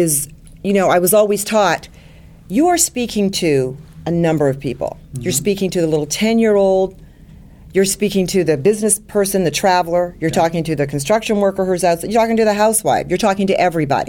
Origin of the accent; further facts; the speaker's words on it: Montreal, Quebec, Canada; moved away as an adult; now in Washington, D.C., United States; I'm originally from Canada, and I did this all in Montreal, my home.